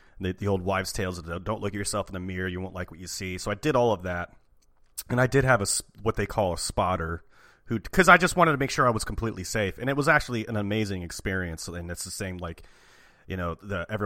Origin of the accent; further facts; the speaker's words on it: Portland, United States; I am from Portland